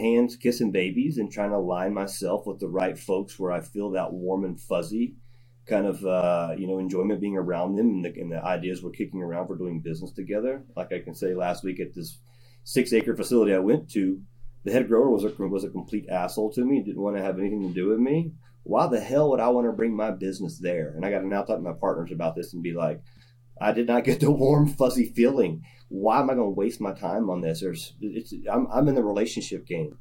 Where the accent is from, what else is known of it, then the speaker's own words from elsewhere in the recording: the South, United States; I'm from the South.